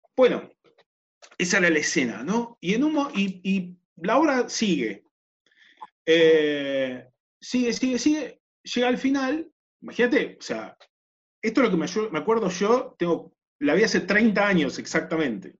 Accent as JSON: {"language": "Spanish", "region": "Neuquén", "country": "Argentina", "tie": "born or raised there", "said": "crecí en Neuquén"}